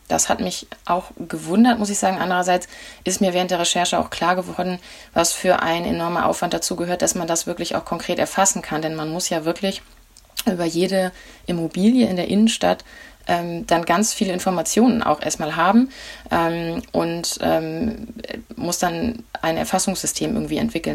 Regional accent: Flensburg, Schleswig-Holstein, Germany; Das ist Flensburg, meine Heimatstadt

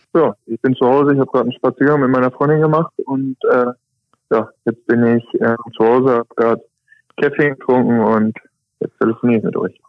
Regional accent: Osnabrück, Lower Saxony, Germany; ich komme aus Osnabrück

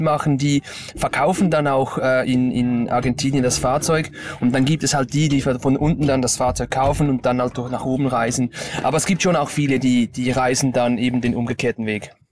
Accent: Stäfa, Zurich, Switzerland; ich komme aus der Schweiz, also genau aus Stäfer. Das ist am Zürichsee

